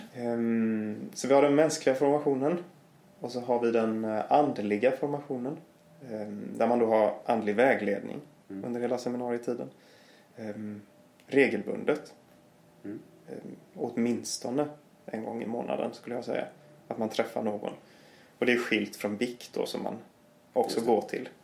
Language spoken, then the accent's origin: Swedish; Gothenburg, Västra Götaland, Sweden; moved away; jag kommer ju från Göteborg